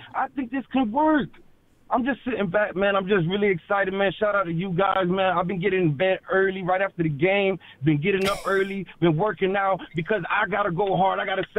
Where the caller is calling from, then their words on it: Tampa, Florida, United States; from Tampa.